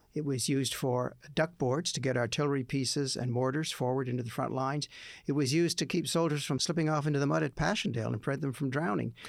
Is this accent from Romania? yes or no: no; Moncton, New Brunswick, Canada; my hometown of Moncton